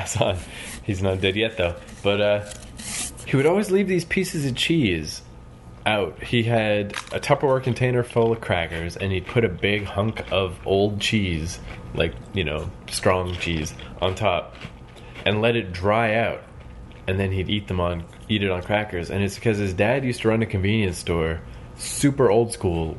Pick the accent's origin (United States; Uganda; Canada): Canada; the Maritimes; I'm from the Maritimes